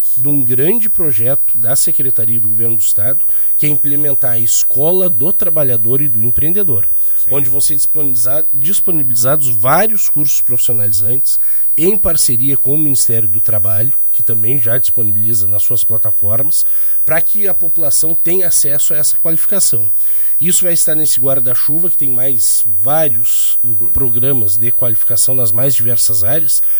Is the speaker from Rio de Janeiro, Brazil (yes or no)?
no; Canguçu, Rio Grande do Sul, Brazil; eu sou natural de Canguçu